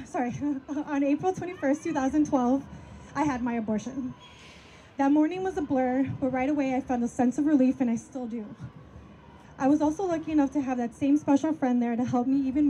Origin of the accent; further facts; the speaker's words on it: Milwaukee, Wisconsin, United States; a bartending gig in my hometown of Milwaukee